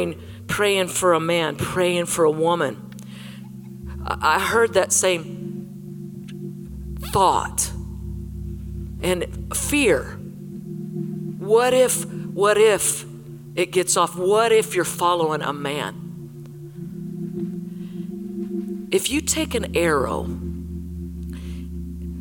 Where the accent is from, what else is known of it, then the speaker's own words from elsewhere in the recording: Colorado, United States; I was from Colorado